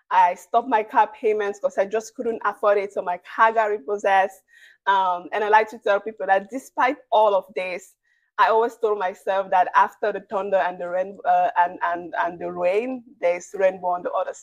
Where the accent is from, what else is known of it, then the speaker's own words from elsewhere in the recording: Cameroon; moved away as an adult; now in United States; I'm originally from Cameroon, out of Central Africa, and I moved to the United States 10 years ago